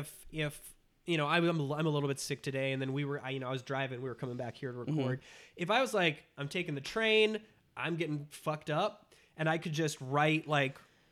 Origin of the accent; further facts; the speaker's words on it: Minnesota, United States; I am from Minnesota.